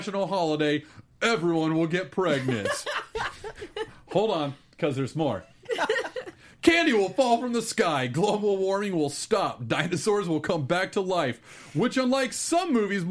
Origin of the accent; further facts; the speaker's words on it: Texas, United States; I was raised in Texas